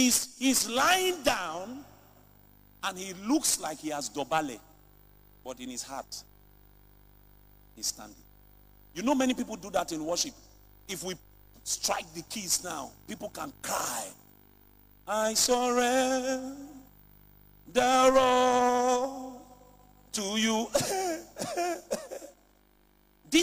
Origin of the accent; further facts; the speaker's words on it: Lagos, Nigeria; I grew up in Lagos